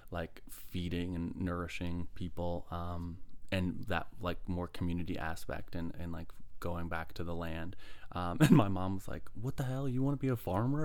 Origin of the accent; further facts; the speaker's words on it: Midlothian, Virginia, United States; Midlothian, Virginia. Yeah, grew up, like, you know, cul-de-sac